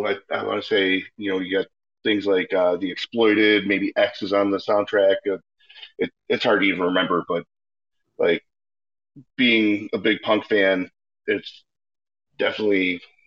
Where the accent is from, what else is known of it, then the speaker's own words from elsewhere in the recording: Chicago, Illinois, United States; Growing up in Chicago